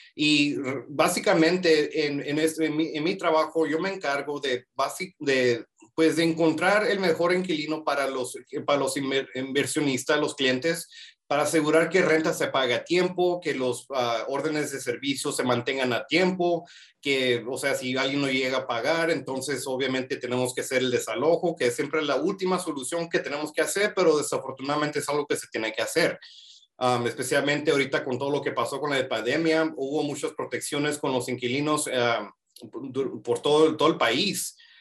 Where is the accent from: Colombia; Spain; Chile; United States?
United States; Calexico, California; moved away as an adult; now in Las Vegas, United States; yo originalmente soy de Calixco, California, es una ciudad muy pequeña en California, a, acercado a la frontera. Mi mamá viene de Mexicali, ma, a México, que esta es la ciudad que sigue, a, entrando a México. Y pues, eh, me crié en Calixco